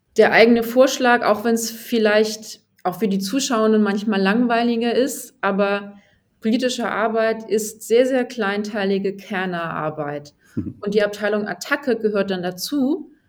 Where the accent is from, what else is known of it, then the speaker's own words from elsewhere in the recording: Hamburg, Germany; sind wir Hamburger